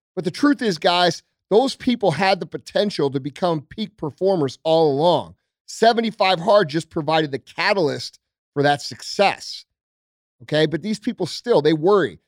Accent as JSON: {"language": "English", "town": "St. Louis", "region": "Missouri", "country": "United States", "said": "I'm just a regular dude from Saint Louis, right? I'm, I'm from South County."}